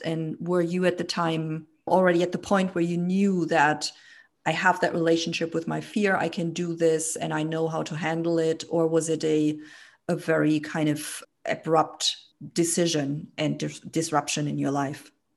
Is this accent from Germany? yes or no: yes; Germany; I grew up in Germany. I was born and raised in Germany